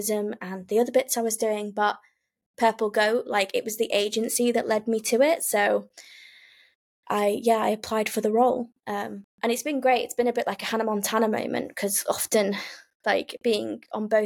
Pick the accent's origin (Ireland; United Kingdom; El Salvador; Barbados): United Kingdom; Lancashire, North West England; now in Dorset, United Kingdom; I live in Dorset, but I'm originally from Lancashire, so kind of a northern girl in the south